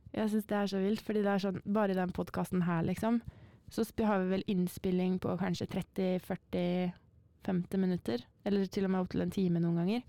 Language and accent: Norwegian; Northern Norway, Norway; moved away; fra Nord-Norge opprinnelig